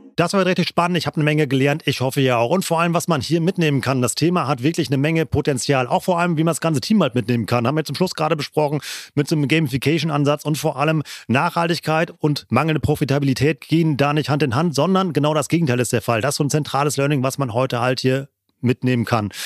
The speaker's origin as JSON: {"language": "German", "area": "Siegerland", "region": "North Rhine-Westphalia", "country": "Germany", "tie": "born or raised there", "said": "meine Heimatregion, das Siegerland"}